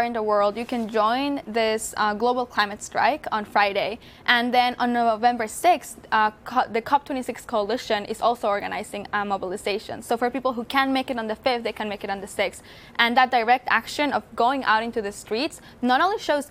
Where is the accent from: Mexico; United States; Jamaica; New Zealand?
Mexico; moved away; my hometown suffered from flooding in 2015 in Mexico